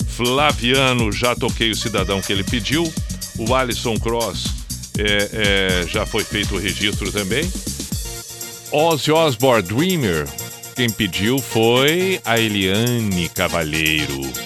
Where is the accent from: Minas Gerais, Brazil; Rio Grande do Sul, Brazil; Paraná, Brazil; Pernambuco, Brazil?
Rio Grande do Sul, Brazil; Canoas; Canoas, Canoas, minha terra